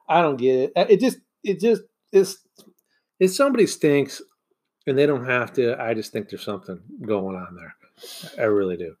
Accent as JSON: {"language": "English", "region": "Michigan", "country": "United States", "tie": "born or raised there", "said": "growing up in Michigan"}